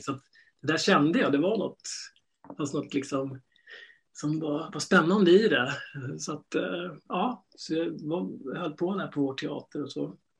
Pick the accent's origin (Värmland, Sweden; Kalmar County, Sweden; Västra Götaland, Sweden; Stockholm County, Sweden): Stockholm County, Sweden; Stockholm; jag är uppvuxen här i Stockholm